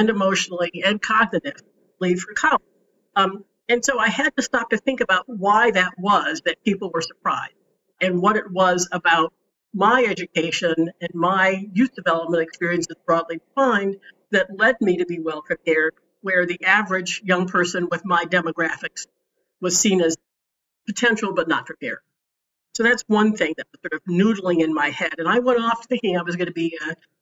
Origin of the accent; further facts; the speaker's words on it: Washington, District of Columbia, United States; also born or lived in Oberlin, Ohio; I grew up in Washington, D.C. I went to the D.C. public schools